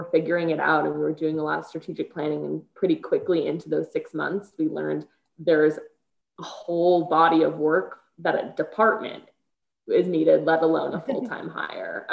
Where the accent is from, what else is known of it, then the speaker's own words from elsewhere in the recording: Chicago, Illinois, United States; moved away as an adult; now in Colorado, United States; I'm born and raised in Chicago